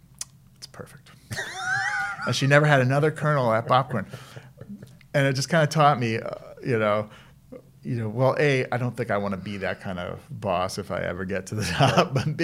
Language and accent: English; Elizabeth, New Jersey, United States; Elizabeth, New Jersey. So we are known for The Sopranos and Scientology.